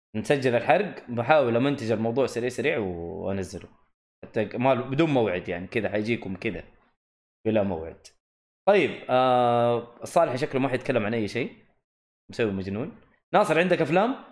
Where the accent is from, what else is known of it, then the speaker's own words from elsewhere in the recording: Saudi Arabia; عندنا في الجنوب في منطقه اسمها خميس مشيط